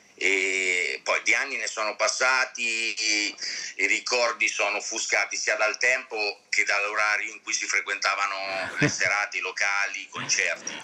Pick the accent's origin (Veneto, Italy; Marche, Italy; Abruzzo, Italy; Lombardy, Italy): Marche, Italy; Ancona; tutta la mia vita nelle, nelle Marche